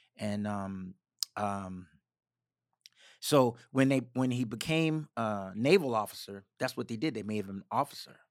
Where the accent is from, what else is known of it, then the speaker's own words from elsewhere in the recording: Dinwiddie, Virginia, United States; also born or lived in Richmond, Virginia / Maryland / Washington, D.C.; my mother and I moved back into the house with my grandparents in Virginia, in a little town called Dinwiddie